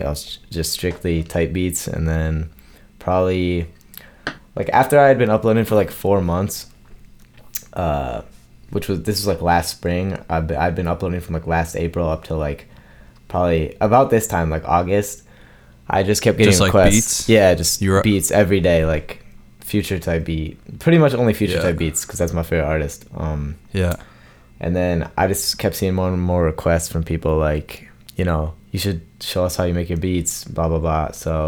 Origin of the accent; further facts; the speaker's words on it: Michigan, United States; Michigan. Yeah.